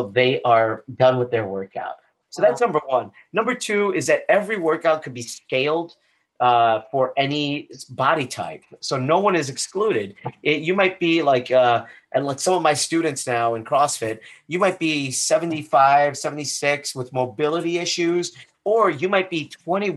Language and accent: English; Chicago, Illinois, United States; moved away as an adult; also born or lived in Boston; now in Sarasota, United States; grew up on the south side of Chicago. Up until the age of 18.